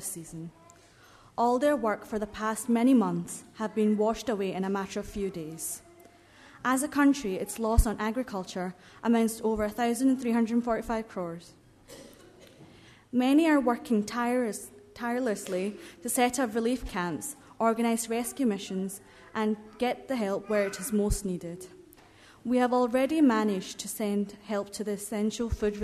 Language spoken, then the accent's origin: English; Kerala, India; moved away; my home country, Kerala, the southern state of India.